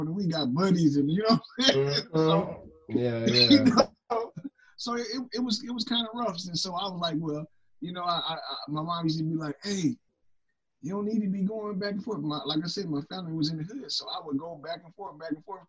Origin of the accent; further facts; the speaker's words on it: Toledo, Ohio, United States; I'm originally from Toledo, Ohio